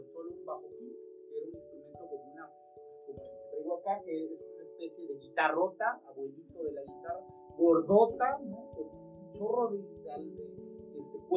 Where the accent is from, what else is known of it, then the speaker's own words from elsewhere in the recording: Acatlán, Puebla, Mexico; yo soy de Gabriel Barrera, nací aquí en Acatlán